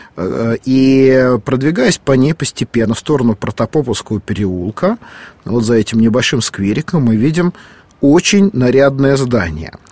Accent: Moscow, Russia; я, как и многие москвичи

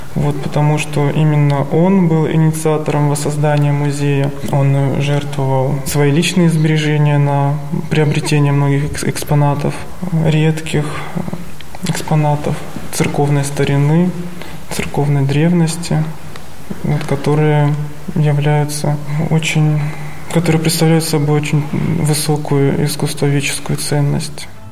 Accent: Stavropol Krai, Russia; moved away as an adult; also born or lived in Moscow Oblast; now in Sergiev Posad, Russia; Я родом из Ставропольского края.

